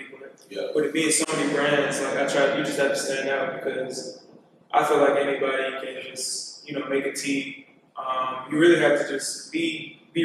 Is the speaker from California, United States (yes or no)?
no; Atlanta, Georgia, United States; born or raised there; also born or lived in Newburgh, New York